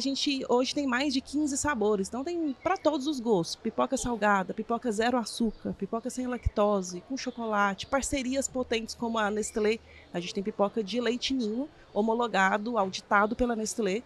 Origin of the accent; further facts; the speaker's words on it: Goiânia, Goiás, Brazil; eu sou de Goiânia, sou chefe de cozinha